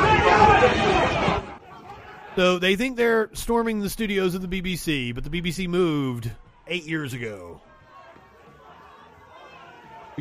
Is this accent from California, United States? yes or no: no; Eastern Kentucky, United States; I'm from Eastern Kentucky, one of the poorest regions in the world. I am the grandson of a UMW miner